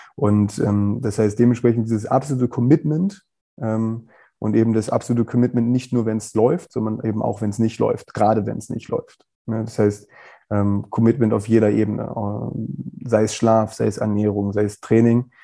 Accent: Wolfsburg, Lower Saxony, Germany; moved away as an adult; also born or lived in England; ich komme ja aus Wolfsburg

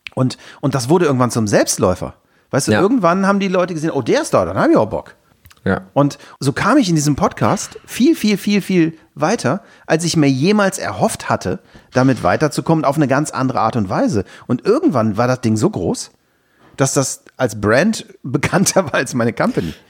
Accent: Aachen, North Rhine-Westphalia, Germany; bei uns in Aachen

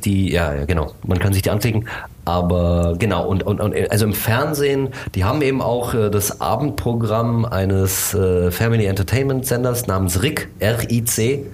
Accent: Germany; also born or lived in Bucharest, Romania / United States; ich bin hier in Deutschland aufgewachsen, ich bin in Bukarest geboren, also ich habe auch, äh, rumänische Eltern

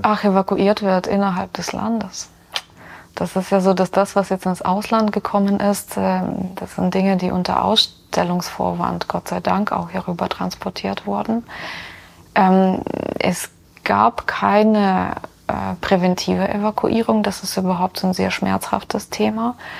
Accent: Ukraine; now in Rosenheim, Germany; dass ich aus der Ukraine komme

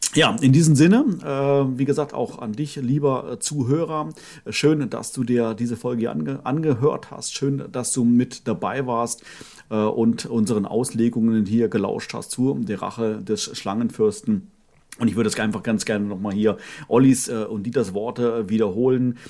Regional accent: Northern Germany, Germany; meine Kindheit war ja in Norddeutschland

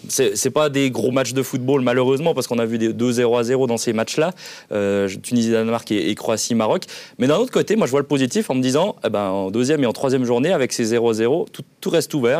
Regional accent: Switzerland; en tant que Suisse

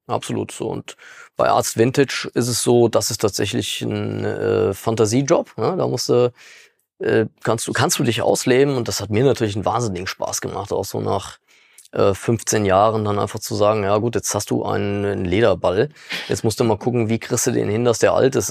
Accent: Frankfurt, Hesse, Germany; moved away; also born or lived in Dornburg; Wir kommen ja gar nicht aus dem Westerwald. Ne? Wir mhm. kommen ja tatsächlich aus Frankfurt eigentlich

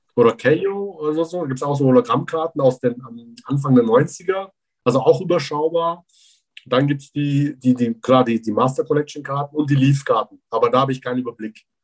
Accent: Füssen, Bavaria, Germany; ich bin in Allgäu groß geworden, genauer gesagt in Füssen

